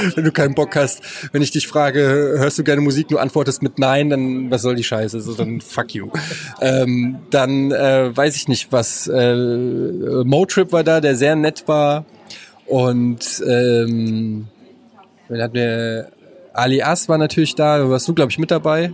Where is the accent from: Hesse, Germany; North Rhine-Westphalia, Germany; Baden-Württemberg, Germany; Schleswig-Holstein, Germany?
Hesse, Germany; Frankfurt; als Frankfurter muss ich sagen, äh, feiere ich ihn total. Ich habe im Gallus gelebt